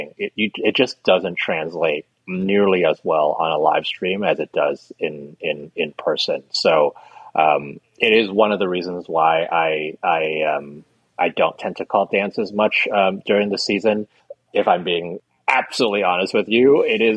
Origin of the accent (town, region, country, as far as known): United States